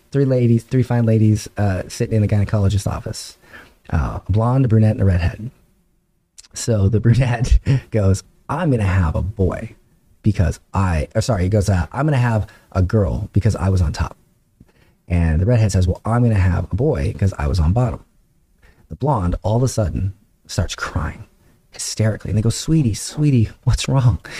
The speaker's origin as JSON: {"language": "English", "region": "Florida", "country": "United States", "said": "Dude, I'm from Florida."}